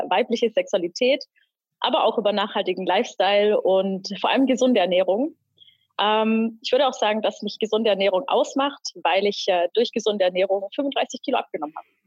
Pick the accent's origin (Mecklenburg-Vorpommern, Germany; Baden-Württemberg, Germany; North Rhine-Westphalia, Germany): Baden-Württemberg, Germany; Pforzheim; Ich äh, komme aus Pforzheim